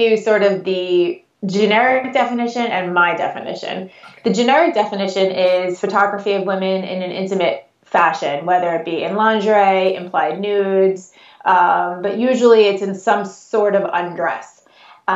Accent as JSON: {"language": "English", "area": "North Shore of Long Island", "region": "New York", "country": "United States", "tie": "born or raised there", "accent": "Long Island", "said": "I'm born and raised in New York"}